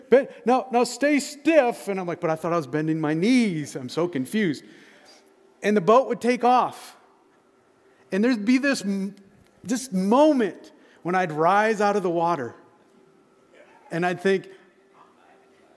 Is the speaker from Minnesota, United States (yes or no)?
no; Michigan, United States; moved away; I grew up in Michigan.